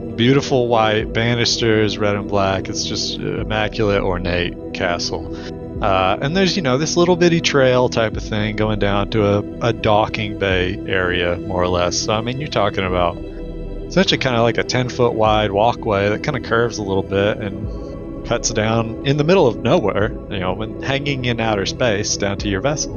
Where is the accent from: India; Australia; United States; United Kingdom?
United States; the South; we're all from the South. We live in the South.